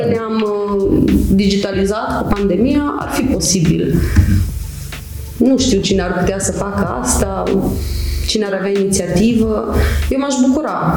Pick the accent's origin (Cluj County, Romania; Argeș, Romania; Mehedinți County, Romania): Cluj County, Romania; Huedin; moved away as an adult; now in Cluj-Napoca, Romania; m-am născut și am crescut în Huiedin, un mic orășel unde toată lumea cunoaște pe toată lumea